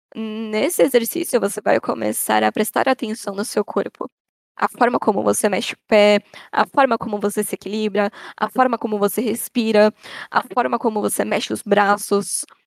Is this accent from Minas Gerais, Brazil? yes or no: no; São Paulo, Brazil; moved away as an adult; now in Socorro, Brazil; eu nasci na cidade de São Paulo, na, na querida Zona Norte